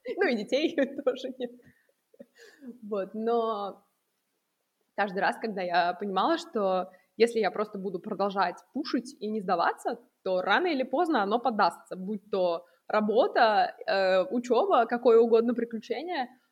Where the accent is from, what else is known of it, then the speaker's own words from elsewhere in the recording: Nizhny Novgorod, Nizhny Novgorod Oblast, Russia; moved away as an adult; now in Vienna, Austria; Я не из Москвы, из маленького относительно, да, столичных городов Нижнего Новгорода, где я прекрасно жила до моих 19 лет.